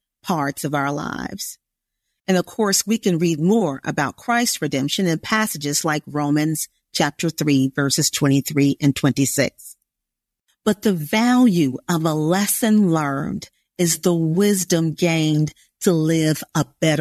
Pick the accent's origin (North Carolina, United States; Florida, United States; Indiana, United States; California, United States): Indiana, United States; there really wasn't much need for Portuguese in Indiana, where I grew up